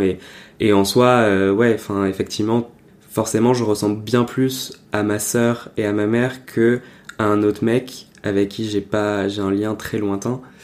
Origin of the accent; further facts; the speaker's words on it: Perpignan, Occitania, France; now in Paris, France; Je viens de Perpignan à la base